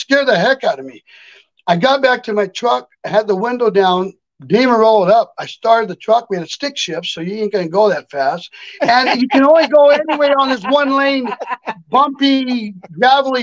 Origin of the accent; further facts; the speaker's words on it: near Loma Prieta / Gilroy area, California, United States; we were up by Loma Prieta with an earthquake hit in my hometown